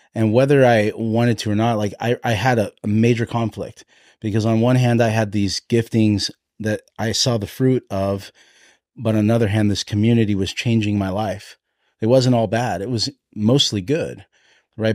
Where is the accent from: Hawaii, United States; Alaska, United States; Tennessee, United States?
Hawaii, United States; I'm, I'm Hawaiian